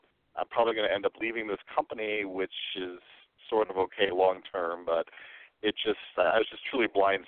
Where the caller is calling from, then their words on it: San Mateo, California, United States; I've called in before. I'm calling from San Mateo, California.